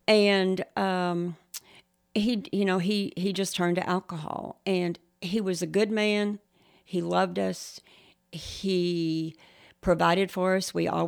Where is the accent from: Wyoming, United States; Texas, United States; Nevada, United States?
Texas, United States; Shallowater; You know, we went to church right here in Shallowater. I grew up in the Methodist church here.